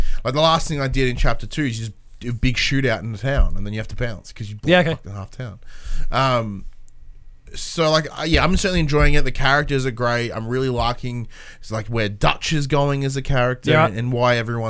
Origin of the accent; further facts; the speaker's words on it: Australia; I'm Australian